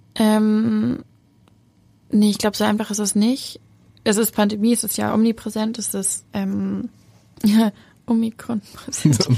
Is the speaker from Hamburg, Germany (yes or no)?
yes; Hamburg, Germany; ich bin Hamburgerin, ich bin so sehr Hamburgerin